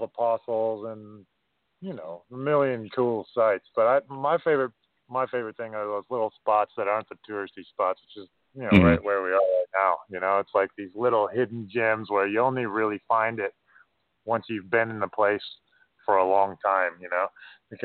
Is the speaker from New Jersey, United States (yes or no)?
no; Minnesota, United States; moved away as an adult; now in New Zealand; I grew up in Minnesota and I miss the winters.